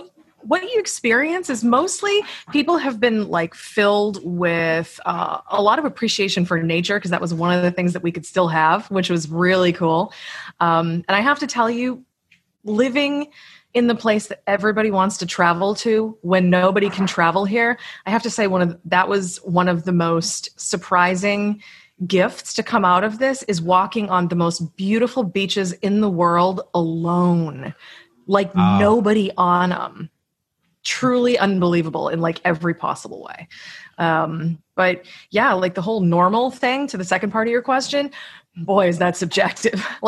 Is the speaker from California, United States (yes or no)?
no; Massachusetts, United States; moved away; I'm originally from Massachusetts in the United States